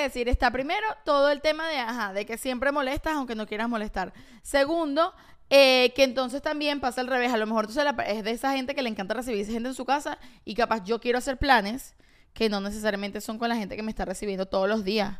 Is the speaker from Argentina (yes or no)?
no; Venezuela; moved away; somos venezolanos